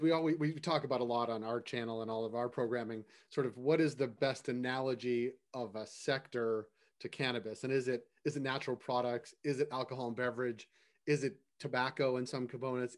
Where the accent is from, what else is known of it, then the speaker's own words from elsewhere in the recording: Boston, Massachusetts, United States; now in Toronto, Canada; I'm from Boston